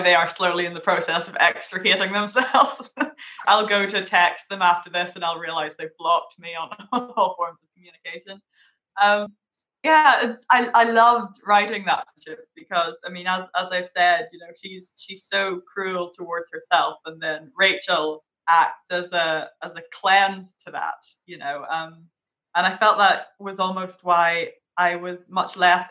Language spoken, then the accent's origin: English; Derry, Northern Ireland, United Kingdom; I'm from Derry.